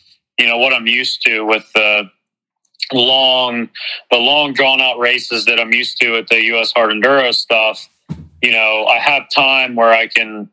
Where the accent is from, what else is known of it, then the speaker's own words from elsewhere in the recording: East Coast, United States; moved away; I'm from the East Coast